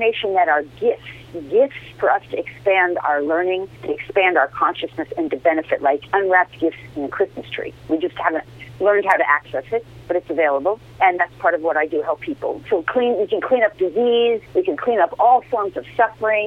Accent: Larchmont, New York, United States; moved away; also born or lived in Bronx, New York; I grew up in Larchmont

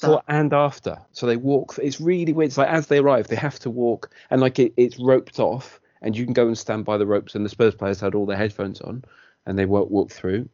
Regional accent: Wales, United Kingdom; as a Welshman

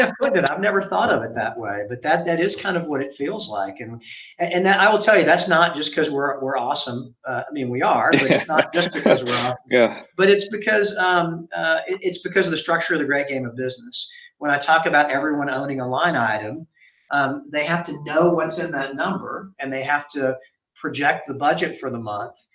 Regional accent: Memphis, Tennessee, United States; moved away as an adult; also born or lived in Oxford, Mississippi; now in Dallas, United States; where I grew up in Memphis.

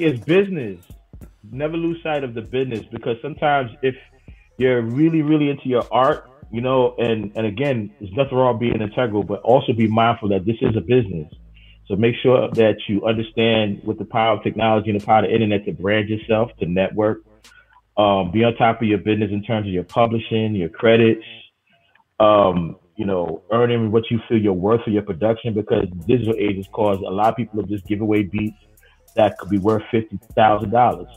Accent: New York City, New York, United States; Growing up in Queens

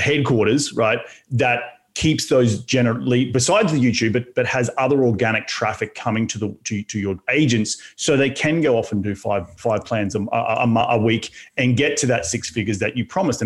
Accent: Australia; moved away; my home in my home country of Australia

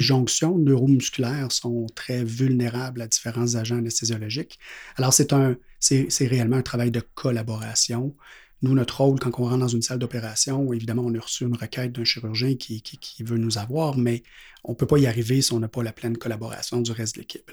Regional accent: Quebec City, Quebec, Canada; je viens de la ville de Québec

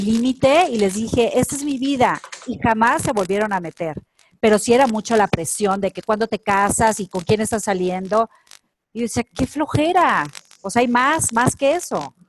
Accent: Culiacán, Sinaloa, Mexico; moved away; yo, que soy de provincia de Culiacán, Sinaloa

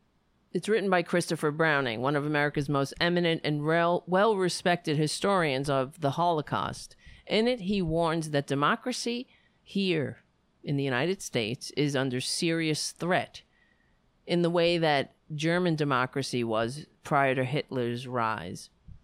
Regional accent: Ireland; I look red. That's just because I'm Irish.

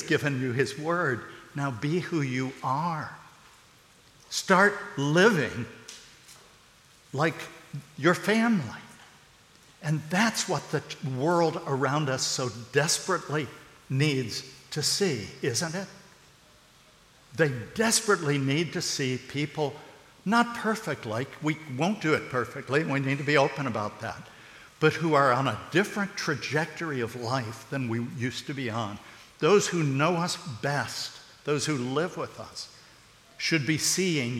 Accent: United States; I'm an American.

